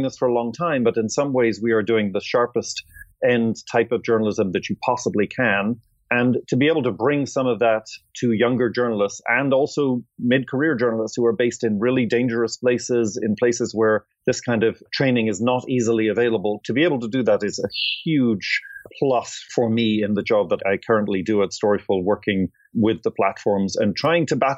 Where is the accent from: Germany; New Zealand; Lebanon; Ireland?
Ireland; moved away as an adult; also born or lived in London / Atlanta; I'm Irish.